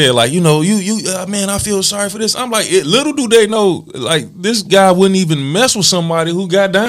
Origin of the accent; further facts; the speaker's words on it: Chicago, Illinois, United States; Hey, man, I was born in Henry Horner Projects and grew up on the west side of Chicago.